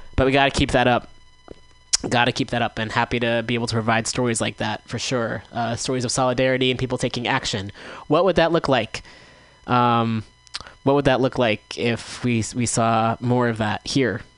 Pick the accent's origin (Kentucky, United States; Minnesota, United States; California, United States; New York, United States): California, United States; Bay Area; I grew up in the Bay Area